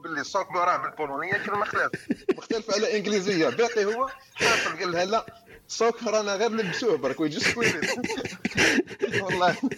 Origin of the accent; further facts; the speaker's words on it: Algeria; now in Poland; انا جزائري اللغه تاعنا الام كما يقول لك اللغه بريمير لونغ في الجزائر هي العربيه